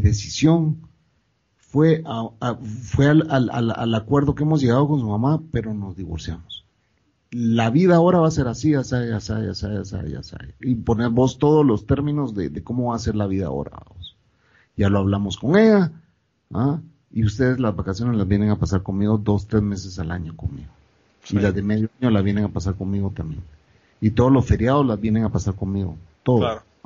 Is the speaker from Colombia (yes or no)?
no; Guatemala; moved away as an adult; después de 14 años de nacer en mi país, regresar, empezar de nuevo, a reconectarte con la gente